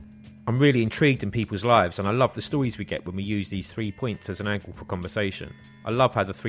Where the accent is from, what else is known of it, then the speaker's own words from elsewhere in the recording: London, United Kingdom; this is my hometown